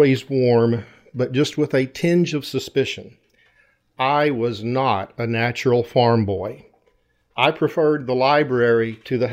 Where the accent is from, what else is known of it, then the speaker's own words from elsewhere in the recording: Texas, United States; accent: Texas; now in Rye, United States; I have not quite lost my Texas accent